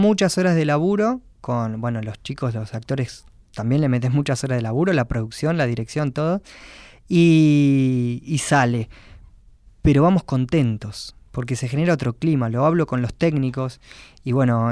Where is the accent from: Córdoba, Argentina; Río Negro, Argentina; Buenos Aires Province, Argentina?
Buenos Aires Province, Argentina; Quilmes; soy de Quilmes